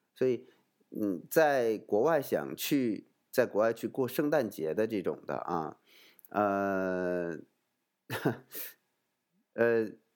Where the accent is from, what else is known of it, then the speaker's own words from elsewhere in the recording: China; now in Malta; 我们中国人可能更喜欢吃这种，呃，团圆饭